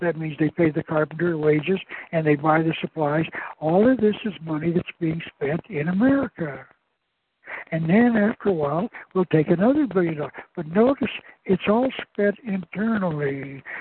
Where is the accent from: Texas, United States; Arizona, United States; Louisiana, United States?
Arizona, United States; Tucson; I was born in Tucson